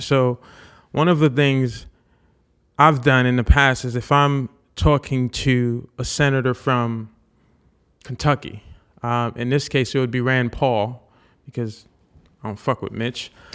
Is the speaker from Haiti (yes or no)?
yes; Haiti; moved away; I was born in Haiti.